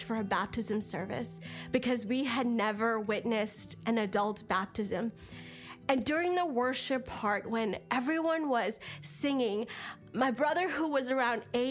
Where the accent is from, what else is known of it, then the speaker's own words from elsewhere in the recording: India; I was born in India into an Orthodox Christian home